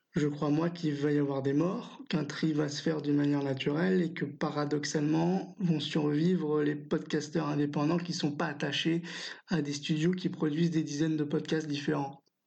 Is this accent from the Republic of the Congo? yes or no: no; France; chez nous en France